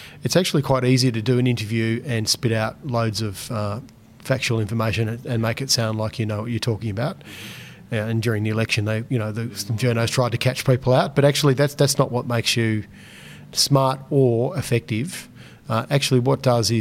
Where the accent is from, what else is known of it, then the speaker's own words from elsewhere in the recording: Launceston, Tasmania, Australia; I got some funding for a co-working space in Launceston in my hometown